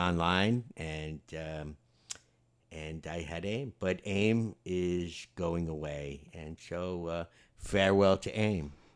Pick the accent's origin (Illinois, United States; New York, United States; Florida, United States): New York, United States; the guys I grew up with in New York